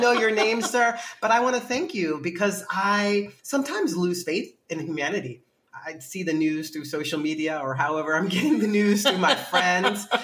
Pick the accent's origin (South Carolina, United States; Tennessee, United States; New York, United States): New York, United States; New York City; also born or lived in Bronx / Brooklyn; I am from New York City, born in the Bronx, grew up in Manhattan, and uh, now I live in Brooklyn.